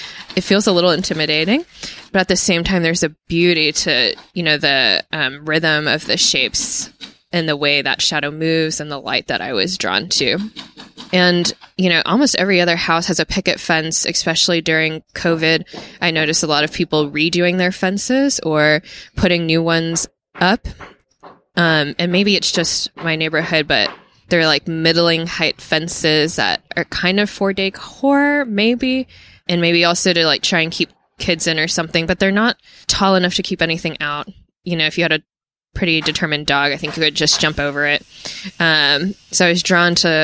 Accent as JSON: {"language": "English", "town": "Spring", "region": "Texas", "country": "United States", "tie": "born or raised there", "also_born_or_lived": "East Coast", "moved": "as an adult", "said": "I grew up in Spring"}